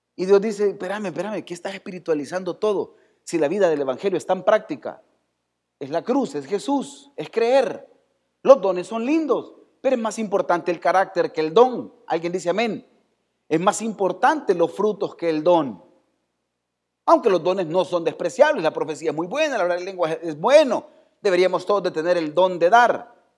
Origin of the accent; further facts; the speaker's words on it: El Salvador; así somos los salvadoreños.